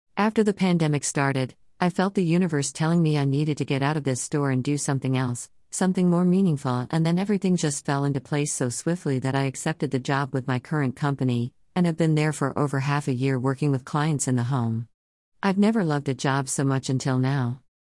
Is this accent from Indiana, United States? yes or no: no; Oklahoma, United States; moved away as an adult; now in California, United States; I lived in a small town in Oklahoma for most of my life